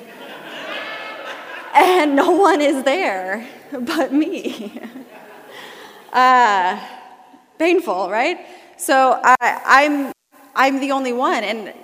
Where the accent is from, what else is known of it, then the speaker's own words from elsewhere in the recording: Midwest, United States; I'm from the Midwest